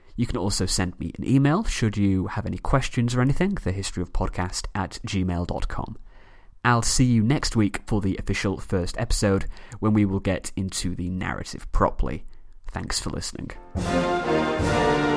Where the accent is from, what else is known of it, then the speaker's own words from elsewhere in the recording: Manchester, North West England, United Kingdom; from Manchester, England